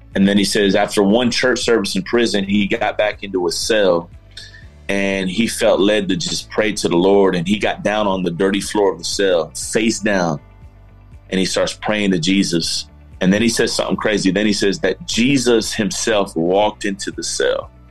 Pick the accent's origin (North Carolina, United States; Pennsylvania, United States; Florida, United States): Florida, United States; Miami; moved away; also born or lived in Georgia; myself, grew up in South Florida. I grew up in Miami, Florida